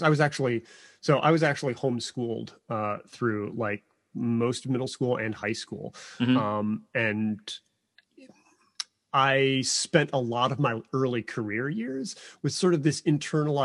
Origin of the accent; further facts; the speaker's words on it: Chicago suburbs, Illinois, United States; I'm from the Chicago suburbs